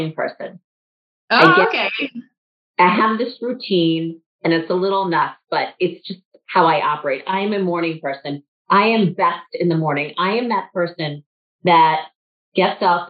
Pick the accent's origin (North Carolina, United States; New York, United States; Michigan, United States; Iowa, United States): New York, United States; New York City; also born or lived in suburbs of Chicago; now in Chicago, United States; I grew up in a city. I grew up in New York City